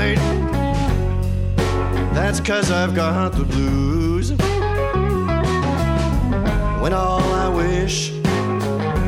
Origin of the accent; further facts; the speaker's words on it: Montreal, Quebec, Canada; I'm from Montreal, but I'm in New York right now